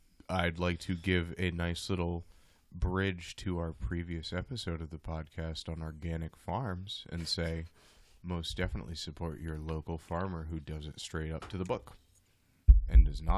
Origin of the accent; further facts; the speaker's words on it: Dallas, Texas, United States; Yes, I do. You can look at my Facebook page. My hometown is Dallas, Texas. So I was born.